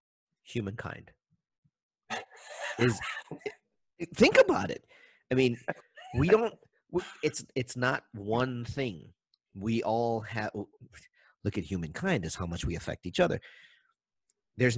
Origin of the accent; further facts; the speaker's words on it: Maui, Hawaii, United States; I'm from Maui, so from Lahaina all the way out to Kapalua